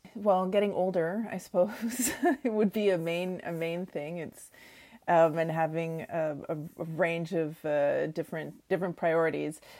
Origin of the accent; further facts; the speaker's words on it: Oshawa, Ontario, Canada; moved away; I grew up in Oshawa, Ontario